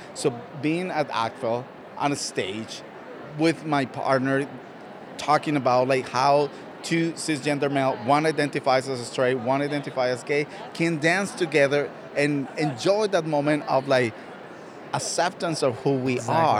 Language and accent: English; Colombia; first language Spanish; English is a second language; moved away as an adult; now in United States; I'm a gay cisgender man from Colombia that I immigrated from Colombia to the United States